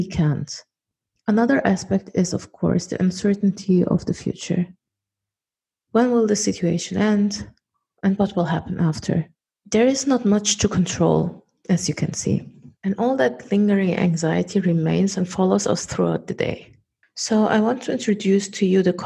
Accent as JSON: {"language": "English", "country": "Germany", "tie": "born or raised there", "moved": "yes", "said": "I was born and raised in Germany and I'm a German national"}